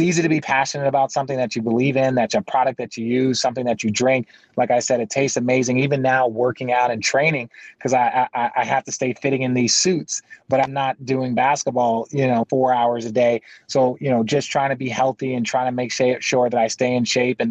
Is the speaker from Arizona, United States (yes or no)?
yes; Arizona, United States; So I grew up in Arizona. I'm an Arizona local kid